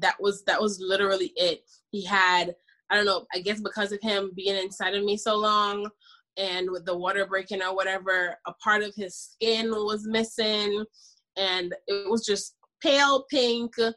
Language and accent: English; Jamaica; I'm Jamaican by the way. I'm from the islands.